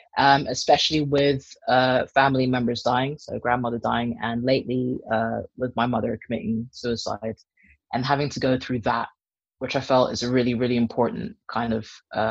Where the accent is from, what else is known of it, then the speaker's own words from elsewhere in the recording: Kenya; moved away as an adult; now in United Kingdom; I am a Kenyan born and raised part Dutch person who moved to Kenya when she was about 15 or so, which is why I don't sound remotely Kenyan, even though I'm fully Kenyan.